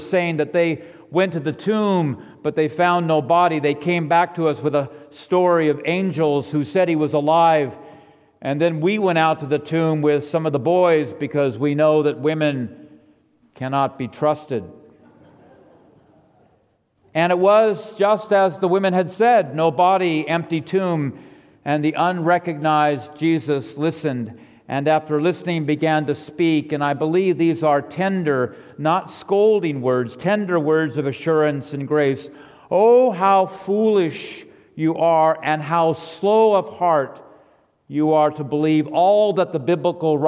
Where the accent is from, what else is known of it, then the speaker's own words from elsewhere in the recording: La Cañada Flintridge, California, United States; moved away; also born or lived in New England; growing up in La Cañada